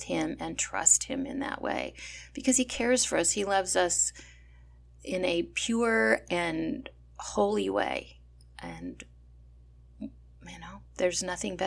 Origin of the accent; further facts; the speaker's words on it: California, United States; I was born and raised in California